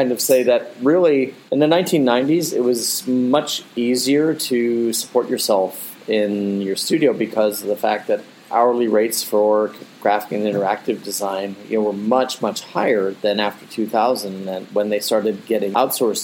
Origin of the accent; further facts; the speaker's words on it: North Canton, Ohio, United States; moved away as an adult; also born or lived in Akron, Ohio; now in Abu Dhabi, United Arab Emirates; I grew up actually in Akron, Ohio, and then North Canton, Ohio